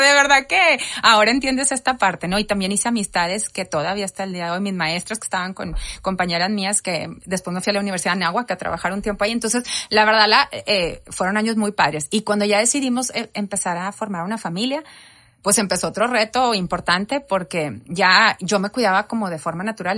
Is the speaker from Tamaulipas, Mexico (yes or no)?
yes; Reynosa, Tamaulipas, Mexico; moved away; also born or lived in McAllen, Texas; yo nací en McAllen, pero toda la vida eh, estuve en Reynosa